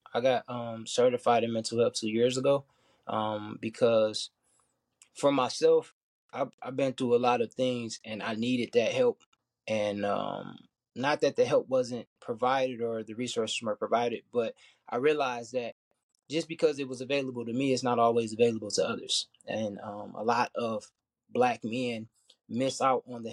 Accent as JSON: {"language": "English", "town": "Detroit", "region": "Michigan", "country": "United States", "said": "I'm from Detroit, Michigan"}